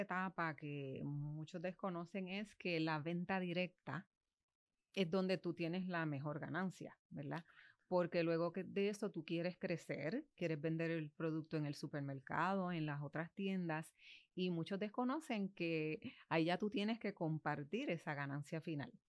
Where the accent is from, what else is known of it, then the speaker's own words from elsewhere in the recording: Bayamón, Puerto Rico; also born or lived in Hatillo; now in Manatí, Puerto Rico; Yo soy natural de Bayamón, ah. vivo en Manatí y trabajo en Atillo